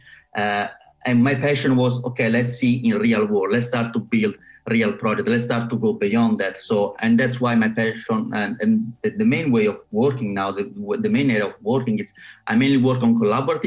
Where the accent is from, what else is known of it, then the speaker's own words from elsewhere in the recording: Italy; moved away as an adult; also born or lived in Rome, Italy / Surrey, United Kingdom; now in London, United Kingdom; I'm from Italy